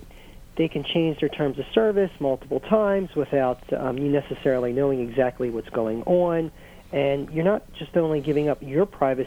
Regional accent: Baltimore, Maryland, United States; now in Washington, D.C., United States; I'm from Baltimore originally. I live in the Washington, D.C. area.

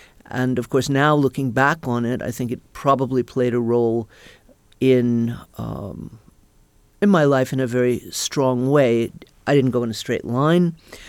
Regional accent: Atlanta, Georgia, United States; I was born in Atlanta, Georgia, and hated it when I was growing up.

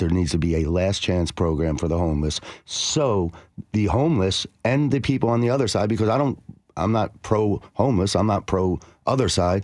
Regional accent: New Jersey, United States; now in Nashville, United States; I'm from New Jersey

